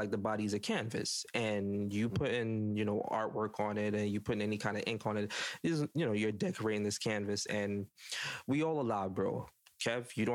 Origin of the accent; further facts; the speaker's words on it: Jamaica; I'm judging as a Jamaican black man that have a tattoo